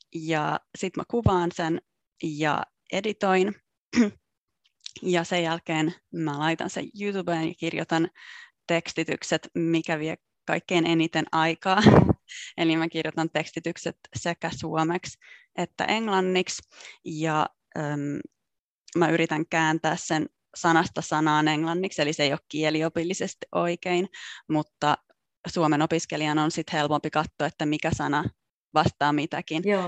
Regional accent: Jakobstad, Ostrobothnia, Finland; moved away as an adult; also born or lived in Italy / Paris / Australia; now in Brussels, Belgium; mä oon alun perin kotoisin Pietarsaaresta eli Pohjanmaalta

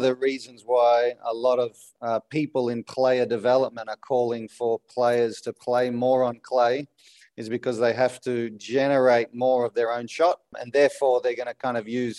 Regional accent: Melbourne, Victoria, Australia; I grew up in Melbourne

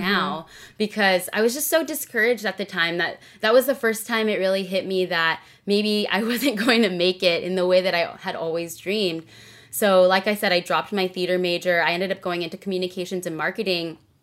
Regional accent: Rowland Heights, California, United States; also born or lived in Carson, California; I was born and raised in SoCal, Southern California. I've been here my whole life. I was actually born in Carson, California

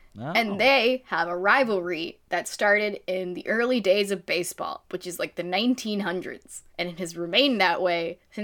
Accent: Philadelphia, Pennsylvania, United States; I'm from the Philly area

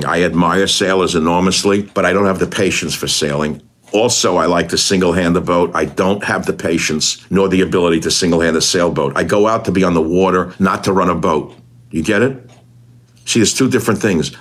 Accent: New York, United States; moved away as an adult; also born or lived in Hawaii; I come from New York

